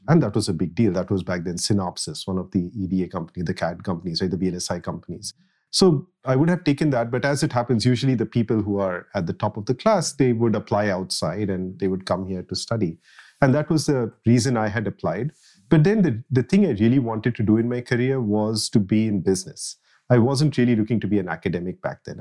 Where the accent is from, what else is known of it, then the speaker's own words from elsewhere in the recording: Jamshedpur, Jharkhand, India; moved away as an adult; now in Redmond, United States; I grew up in a city called Jamshedpur in India